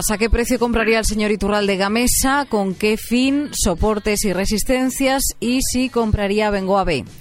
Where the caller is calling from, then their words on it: Castellón, Valencian Community, Spain; Buenos días, eh … de Castellón.